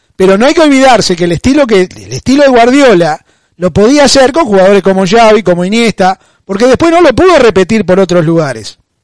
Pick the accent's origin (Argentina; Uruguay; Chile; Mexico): Argentina; yo soy argentino